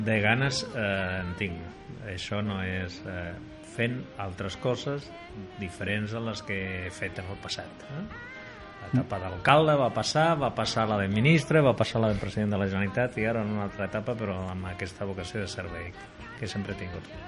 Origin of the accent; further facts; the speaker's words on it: Iznájar, Andalusia, Spain; also born or lived in Puente Genil; now in Catalonia, Spain; jo vaig marxar d'Ignàjara no? amb 11 anys i tinc, i tinc en aquests moments 63